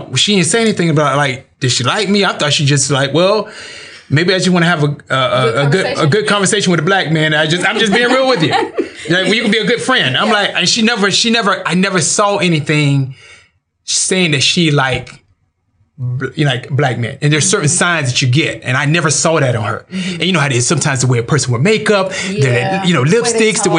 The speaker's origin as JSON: {"language": "English", "region": "Florida", "country": "United States", "said": "I'm from Florida"}